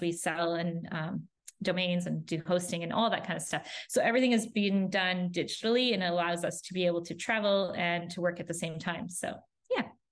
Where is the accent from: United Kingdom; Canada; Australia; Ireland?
Canada; moved away; also born or lived in Florida; we're originally from Canada and we moved to Florida.